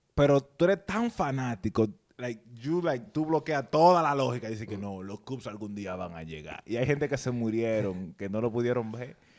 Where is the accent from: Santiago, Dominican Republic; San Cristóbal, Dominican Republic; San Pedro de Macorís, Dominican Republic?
San Cristóbal, Dominican Republic; now in New York, United States; yo soy de San Cristóbal